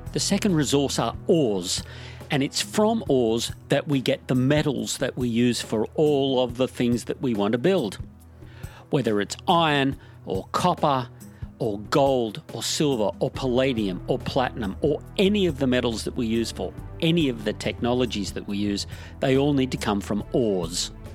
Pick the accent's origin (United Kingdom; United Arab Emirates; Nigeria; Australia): Australia; My home country of Australia